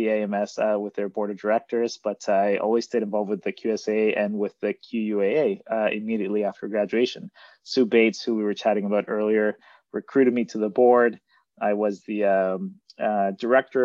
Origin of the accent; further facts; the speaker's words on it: Monterrey, Nuevo León, Mexico; moved away as an adult; now in Toronto, Canada; I grew up in Mexico, in Monterrey, Mexico, and moved to Canada in 2009 to attend Queen's